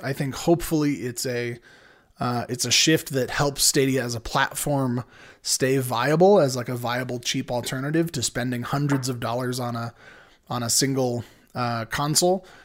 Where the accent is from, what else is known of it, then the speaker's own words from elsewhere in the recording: San Diego, California, United States; born and raised in San Diego in Southern California